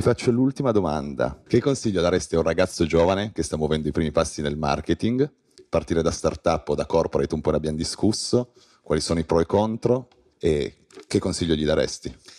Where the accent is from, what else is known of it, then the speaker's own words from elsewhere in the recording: Piedmont, Italy; Da piemontese sottoscrivo